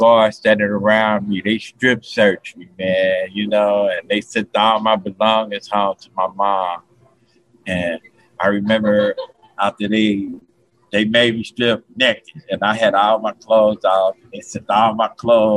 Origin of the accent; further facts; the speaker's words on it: Cincinnati, Ohio, United States; now in Florida, United States; I was born and raised in Cincinnati, Ohio